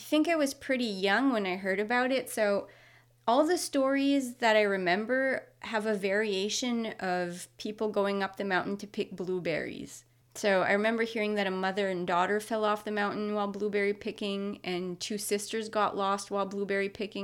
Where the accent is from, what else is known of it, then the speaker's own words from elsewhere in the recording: Moncton, New Brunswick, Canada; now in Nova Scotia, Canada; I'm from New Brunswick, from the Moncton area. I currently live in Nova Scotia